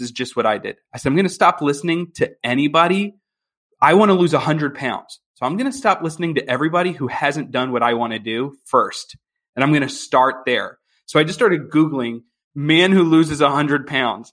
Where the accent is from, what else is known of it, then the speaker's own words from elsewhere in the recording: Philadelphia, Pennsylvania, United States; moved away as an adult; now in Chicago, United States; I'm originally from Philadelphia, Pennsylvania, and my wife and I now we live in Chicago